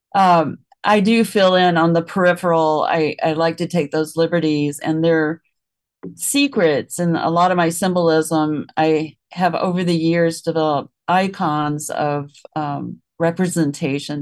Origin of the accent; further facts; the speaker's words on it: Memphis, Tennessee, United States; I grew up in Tennessee and the city of Memphis